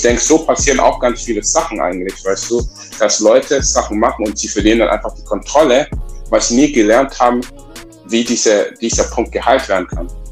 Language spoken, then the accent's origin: German; Southern Germany, Germany; dass ich im Süddeutschen aufgewachsen bin